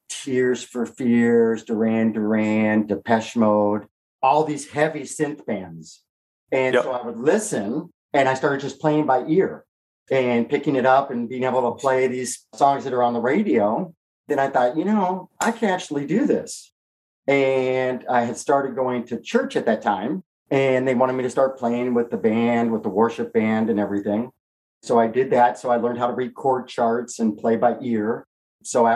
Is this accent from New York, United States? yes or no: no; Southern California, United States; growing up in Southern California